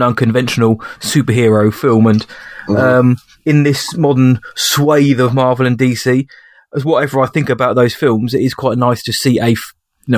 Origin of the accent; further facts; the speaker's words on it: England, United Kingdom; As an Englishman